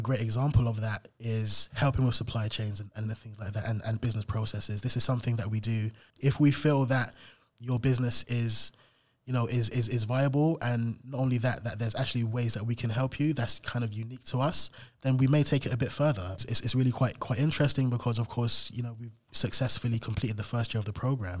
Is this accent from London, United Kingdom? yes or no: yes; London, United Kingdom; I grew up in South London in Camberwell.